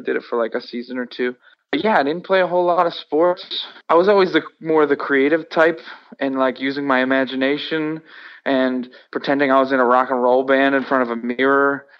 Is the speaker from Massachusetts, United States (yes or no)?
yes; Worcester, Massachusetts, United States; But also growing up in Worcester obviously made the band because I met the people that also lived in Worcester